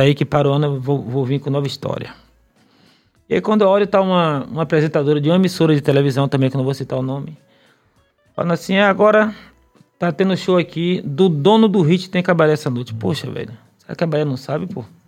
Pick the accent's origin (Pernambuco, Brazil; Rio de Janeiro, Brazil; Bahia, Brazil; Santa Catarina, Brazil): Bahia, Brazil; não sou de Salvador, mas sou baiano